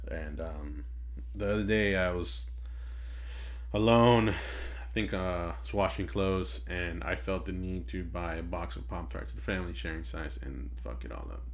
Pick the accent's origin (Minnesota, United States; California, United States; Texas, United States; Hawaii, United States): California, United States; Inglewood; We hail from Inglewood, California